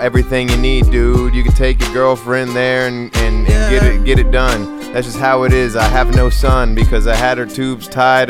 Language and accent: English; Ukraine; I'm from the Ukraine.